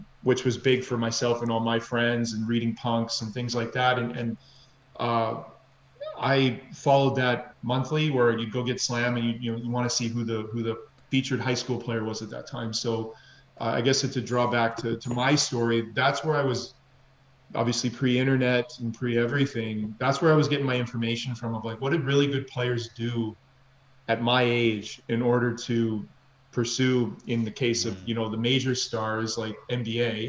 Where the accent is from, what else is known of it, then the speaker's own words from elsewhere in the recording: Canada; also born or lived in Minneapolis, Minnesota, United States; I was born in Minneapolis, Minnesota. My father's American, my mother's Canadian. And then we moved to Canada when I was 5